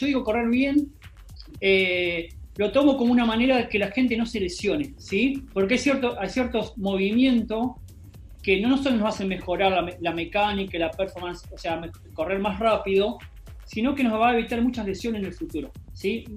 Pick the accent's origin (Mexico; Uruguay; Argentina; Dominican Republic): Argentina; Entre Ríos; moved away as an adult; also born or lived in Spain; yo soy de Entre Ríos, y Entre Ríos en, algunas partes de mi pueblo